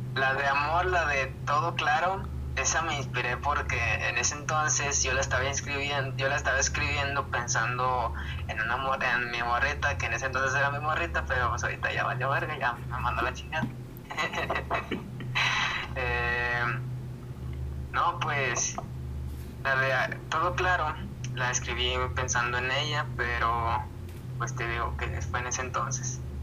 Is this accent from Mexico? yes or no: yes; San Luis Potosí, Mexico; soy de San Luis Potosí, de la capital potosina, la mera chingona